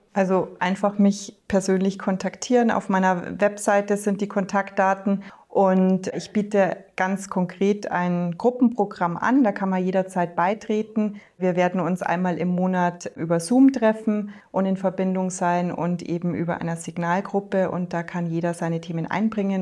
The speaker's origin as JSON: {"language": "German", "area": "north of Munich", "region": "Bavaria", "country": "Germany", "tie": "born or raised there", "said": "ich bin im Norden Münchens aufgewachsen, in einem Hotel"}